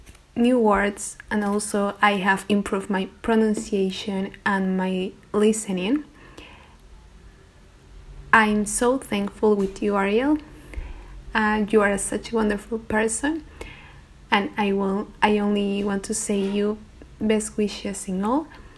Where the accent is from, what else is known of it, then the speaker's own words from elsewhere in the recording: Peru; English is a second language; I'm from Peru